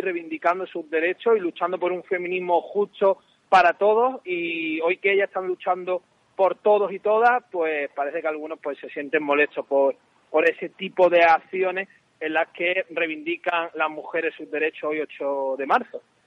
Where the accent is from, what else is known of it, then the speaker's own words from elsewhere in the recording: Málaga, Andalusia, Spain; yo soy malagueño